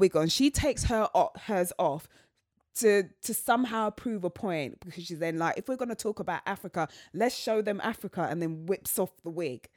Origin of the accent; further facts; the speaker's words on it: London, United Kingdom; I'm from Southwest London